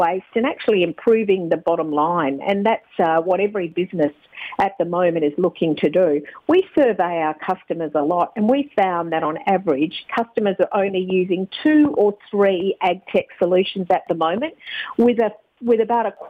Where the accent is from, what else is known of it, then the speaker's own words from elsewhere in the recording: Country Western Australia, Australia; I'm from Country WA originally